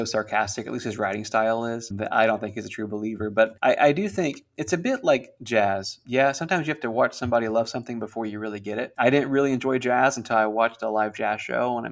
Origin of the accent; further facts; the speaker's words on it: Central Florida, United States; we're from Central Florida